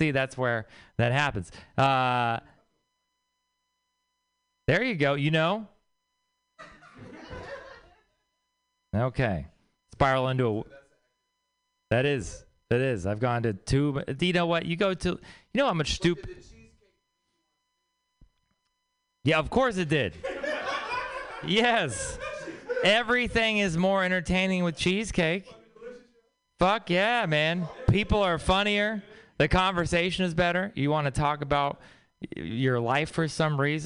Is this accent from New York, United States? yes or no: no; Texas, United States; moved away; I'm from Texas.